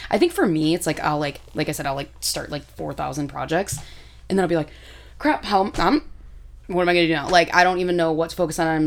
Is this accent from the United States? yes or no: no; United Kingdom; that was it's me like being British, like, uh...